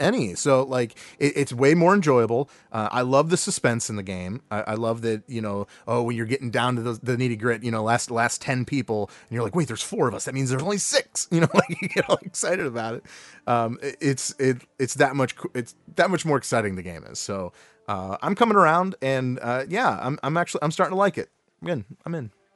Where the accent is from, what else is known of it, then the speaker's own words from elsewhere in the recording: Cleveland, Ohio, United States; we are from the Cleveland area